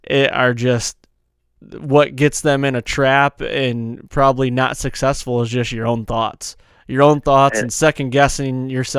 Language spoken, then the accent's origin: English; New Jersey, United States; accent: New Jersey; My New Jersey accent goes to Boston as well, because I can't do it, man.